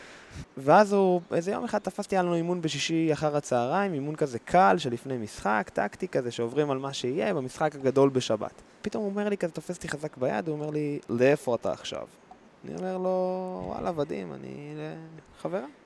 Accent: the North, Northern District, Israel; גדלתי בצפון

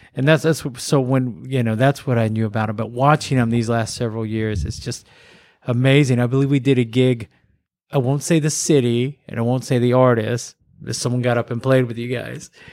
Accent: Corsicana, Texas, United States; moved away; in the town I grew up in, in, in Corsicana, Texas

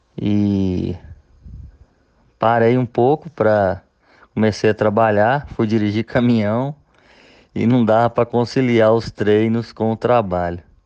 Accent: Caratinga, Minas Gerais, Brazil; eu sou de Caratinga

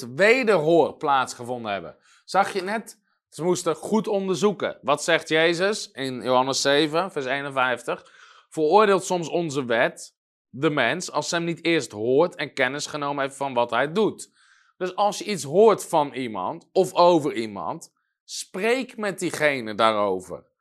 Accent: Netherlands; als Nederlander

